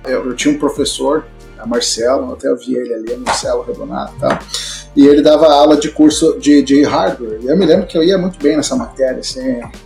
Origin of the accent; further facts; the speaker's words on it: Passo Fundo, Rio Grande do Sul, Brazil; moved away as an adult; also born or lived in Porto Alegre / São Paulo; Me criei em Passo Fundo, me mudei para lá enquanto criança